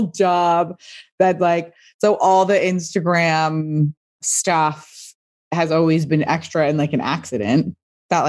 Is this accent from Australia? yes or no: no; Pasadena, California, United States; I grew up in Pasadena, which is a suburb